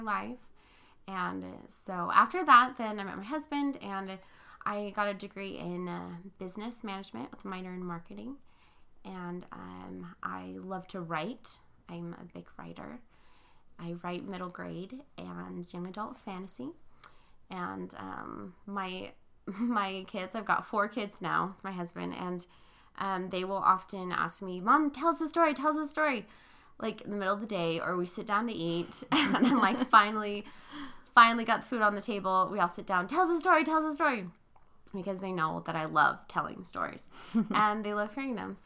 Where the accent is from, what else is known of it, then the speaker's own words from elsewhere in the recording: Arizona and Northern California, United States; also born or lived in Philippines; I grew up in Arizona and Northern California